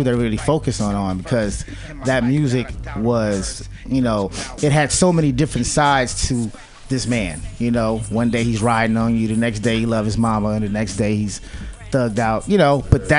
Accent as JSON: {"language": "English", "town": "San Francisco", "region": "California", "country": "United States", "tie": "born or raised there", "said": "from San Francisco, California, born and raised in the Fillmore District, aka Western Addition."}